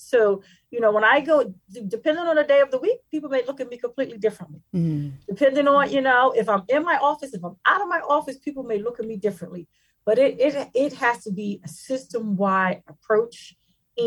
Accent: Philadelphia, Pennsylvania, United States; we come from underserved communities. We come from North Philadelphia, the Strawberry Mansion section of Philadelphia

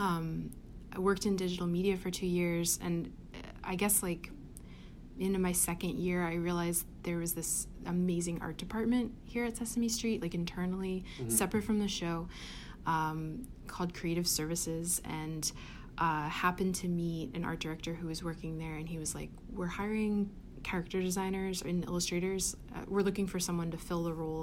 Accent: Reading, Pennsylvania, United States; moved away; I grew up in Pennsylvania

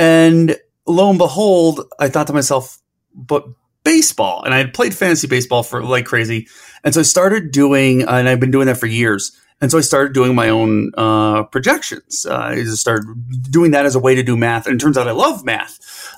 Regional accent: Cleveland, Ohio, United States; I kind of grew up in the perfect time for it in the 90s. So I'm from Cleveland.

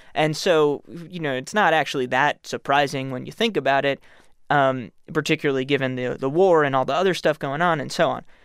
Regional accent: New York City, New York, United States; I'm from New York City

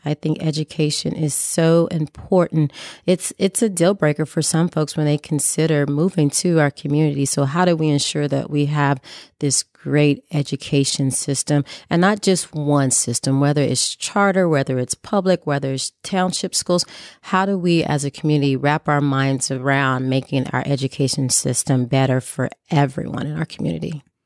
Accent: Columbus, Indiana and Indianapolis, United States; growing up poor, uh, moving back and forth from Columbus, Indiana, and Indianapolis, Indiana

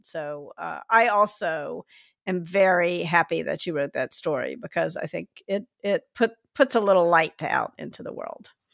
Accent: Memphis, Tennessee, United States; accent: Southern; moved away as an adult; I grew up in, in Memphis in the South and I went to college in the North. And when I got there, I felt stupid all the time because of my Southern accent

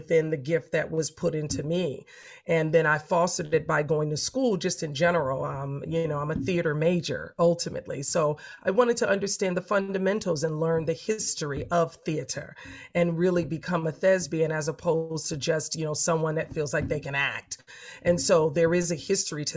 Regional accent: Los Angeles, California, United States; I'm from a big family. I'm from South Central

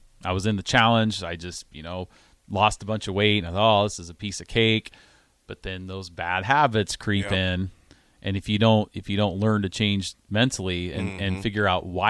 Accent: Grand Island, Nebraska, United States; also born or lived in Altoona; now in Lincoln, United States; moved to Nebraska, where this is kind of my home state. I was born in Grand Island

